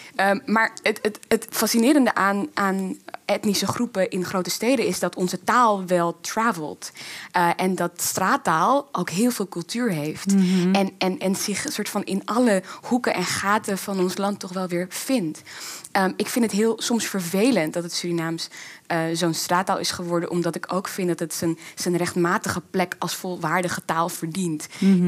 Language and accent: Dutch; Amsterdam, North Holland, Netherlands; moved away as an adult; also born or lived in Zaandam; now in Rotterdam, Netherlands; opgegroeid in Amsterdam en ik ben naar een kathedraal gymnasium gegaan in Amsterdam